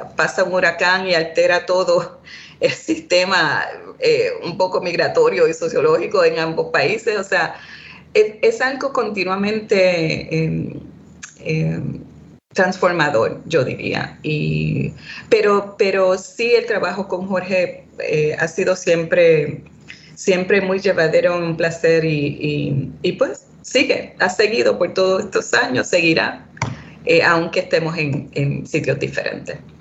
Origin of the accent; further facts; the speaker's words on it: Boston, Massachusetts, United States; first language Spanish; also born or lived in Puerto Rico; yo nací en Puerto Rico, eh, un poco de trasfondo biográfico, pero a una muy temprana edad eh, mis padres me trasladaron a la ciudad de Boston, donde me crié por muchos años